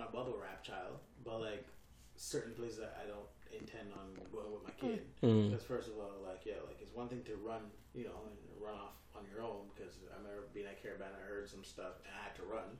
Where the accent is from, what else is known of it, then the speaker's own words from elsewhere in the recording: Jamaica; now in Toronto, Canada; I grew up in Jamaica